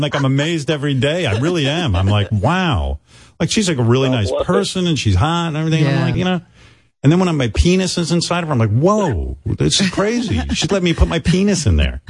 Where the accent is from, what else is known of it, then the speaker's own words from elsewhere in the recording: New York, United States; where I grew up in New York